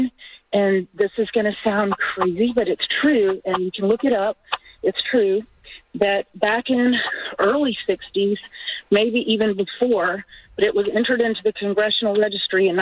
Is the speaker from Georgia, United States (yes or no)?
yes; Atlanta, Georgia, United States; I'm from Atlanta